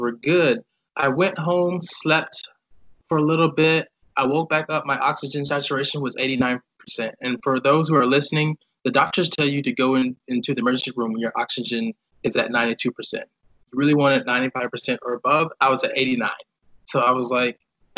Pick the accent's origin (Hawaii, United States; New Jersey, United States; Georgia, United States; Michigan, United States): Georgia, United States; Decatur; moved away as an adult; also born or lived in Hanford, California; now in San Francisco Bay Area, United States; growing up for me in Georgia, I was a kind of shy kid